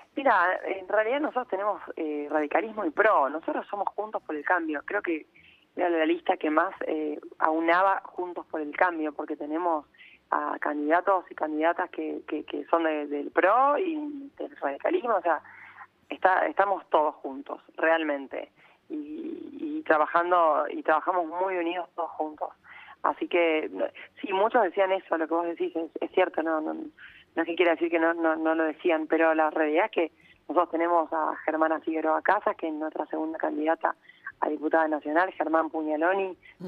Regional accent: Rosario, Santa Fe, Argentina; also born or lived in Buenos Aires; Yo soy Rosarina

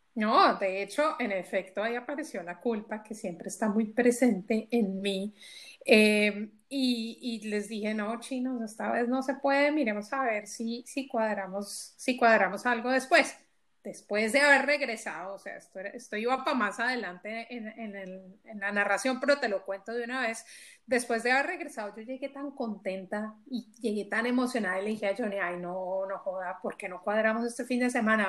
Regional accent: Colombia; moved away as an adult; now in Belgium; éramos netamente colombianas, ahora ya somos colombianas, ecuatorianas, mexicanas y lo llamamos la familia belga

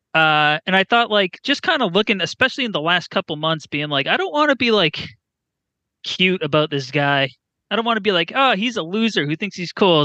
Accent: New Hampshire, Massachusetts area, New England, United States; I'm from New Hampshire, Massachusetts area

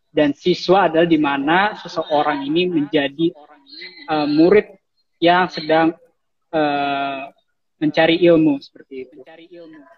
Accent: Cilegon, Banten, Indonesia; also born or lived in Serang; Terus uh, saya asalnya dari Cilegon Banten tapi saya lahir di Serang.

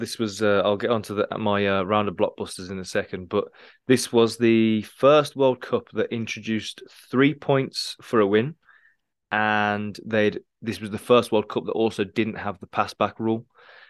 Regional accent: England, United Kingdom; As an Englishman as well, we weren't even in the tournament

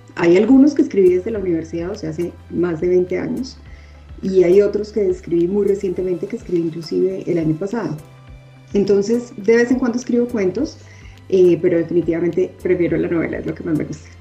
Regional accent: Medellín, Antioquia, Colombia; moved away as an adult; also born or lived in Bogotá / Bilbao, Spain / Miami; now in Mexico City, Mexico; yo nací en Bogotá, sin embargo, viví en Medellín como hasta los 25 años

